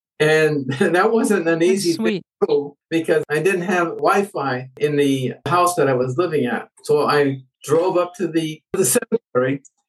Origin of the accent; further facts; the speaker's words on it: New England, United States; moved away as an adult; also born or lived in West Virginia; now in Huatulco, Mexico; I grew up in the New England area.